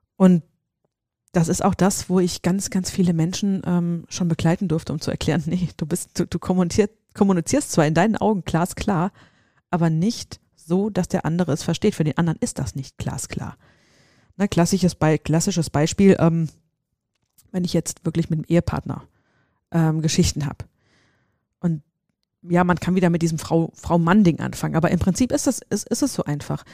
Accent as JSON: {"language": "German", "town": "Seligenstadt", "region": "Hesse", "country": "Germany", "said": "wo ich herkomme, hier in, in, in Hessen, in Seligenstadt"}